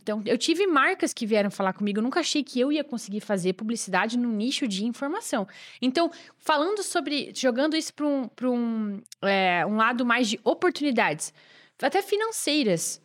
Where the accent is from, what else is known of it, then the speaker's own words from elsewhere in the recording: Joinville, Santa Catarina, Brazil; moved away; Eu sou de Joinville, que era uma cidade lá em Santa Catarina, é a maior de estado, na verdade. E eu uh, morava lá